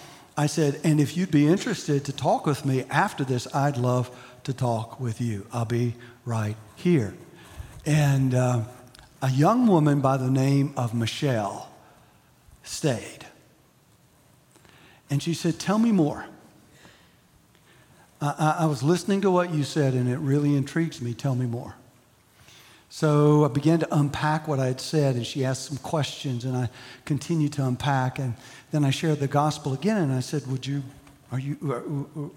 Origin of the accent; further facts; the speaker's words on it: United States; being an American